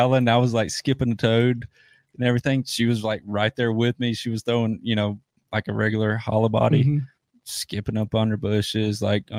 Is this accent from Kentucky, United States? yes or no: no; Tuscaloosa, Alabama, United States; I'm from Tuscaloosa, worked at the university before I started fishing.